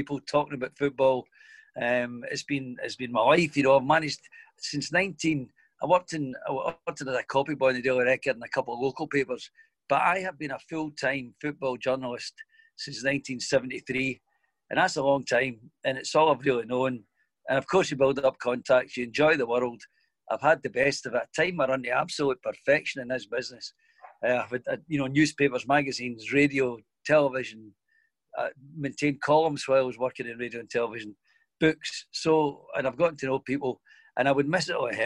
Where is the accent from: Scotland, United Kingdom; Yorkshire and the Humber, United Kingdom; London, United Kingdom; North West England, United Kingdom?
Scotland, United Kingdom; Glasgow; I was born in Govan. I was brought up the south side of Glasgow